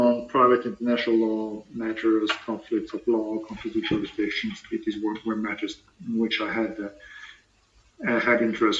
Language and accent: English; Paris, Île-de-France, France; I'm French, from Paris.